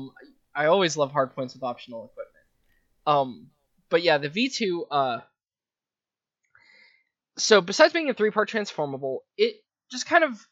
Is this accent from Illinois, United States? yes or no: no; Las Vegas, Nevada, United States; moved away; I grew up in Vegas